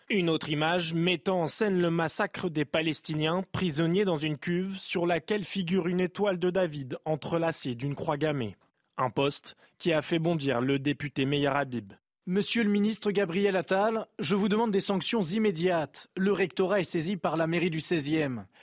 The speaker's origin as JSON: {"language": "French", "country": "France", "said": "Je pense qu'en tant que Français, commémorer la mémoire de nos anciens, c'est important."}